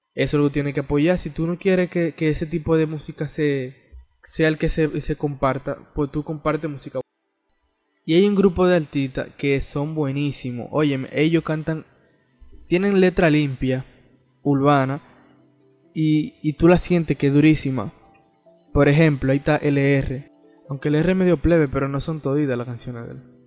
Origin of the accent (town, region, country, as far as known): Dominican Republic